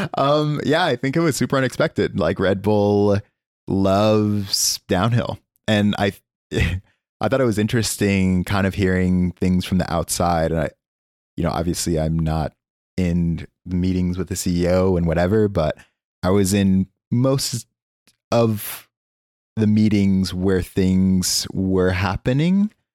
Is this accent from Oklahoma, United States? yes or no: yes; Oklahoma, United States; moved away; also born or lived in California; I am from Oklahoma